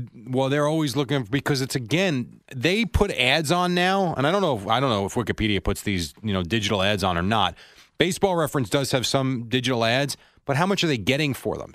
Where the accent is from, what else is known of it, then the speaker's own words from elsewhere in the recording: New York City, New York, United States; I'm from Brooklyn